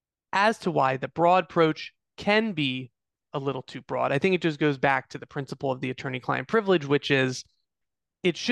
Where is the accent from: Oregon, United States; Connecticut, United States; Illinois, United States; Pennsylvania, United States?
Pennsylvania, United States; Eastern District of; the Eastern District of Pennsylvania, my hometown